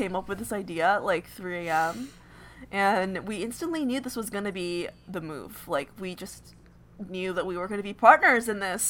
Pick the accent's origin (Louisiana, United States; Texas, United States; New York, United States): New York, United States; Long Island; moved away as an adult; also born or lived in Orlando; I'm from New York. Where are my Long Island peeps at? Because that's where born and raised.